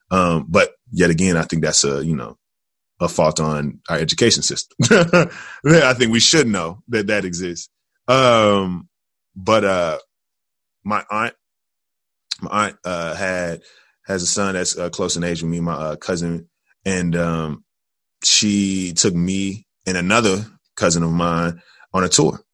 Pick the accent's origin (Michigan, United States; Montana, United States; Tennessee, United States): Tennessee, United States; Jackson; now in Chicago, United States; I am originally from Jackson, Tennessee